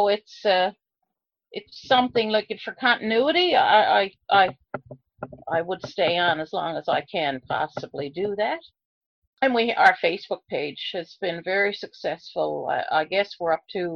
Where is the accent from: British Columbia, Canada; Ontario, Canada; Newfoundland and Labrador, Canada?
Newfoundland and Labrador, Canada; Heart's Content; the lighthouse is where I grew up in Heart's Content.